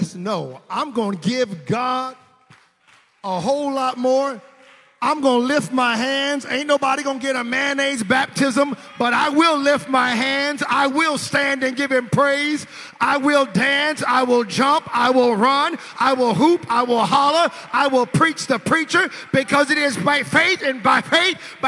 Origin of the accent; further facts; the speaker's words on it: the South, United States; I'm a Southern boy. We came from the South